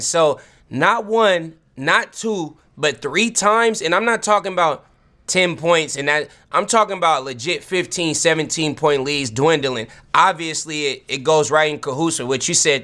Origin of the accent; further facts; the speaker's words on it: Vallejo, California, United States; also born or lived in Los Angeles; now in Portland, United States; my hometown, the city of Vallejo, the Vallejo Times Herald.